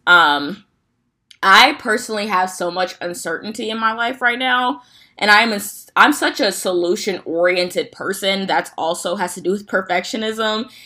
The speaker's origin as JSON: {"language": "English", "region": "Midwest", "country": "United States", "said": "if you're from the Midwest, you already know we don't have a fall"}